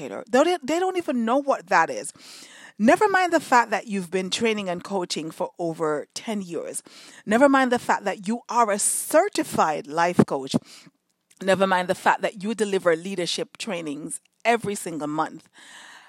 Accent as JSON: {"language": "English", "country": "Jamaica", "tie": "born or raised there", "moved": "yes", "said": "in Jamaica, when I was growing up in Jamaica"}